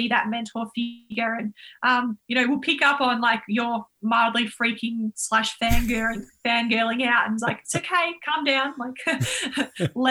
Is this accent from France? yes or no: no; Yarra Valley, Victoria, Australia; we grew up in the Yarra Valley and we're living on Melbourne High School school camp where my dad was running